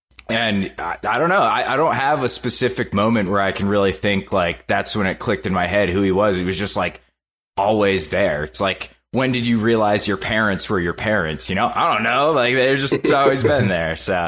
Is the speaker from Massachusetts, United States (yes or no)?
yes; Massachusetts, United States; growing up in Massachusetts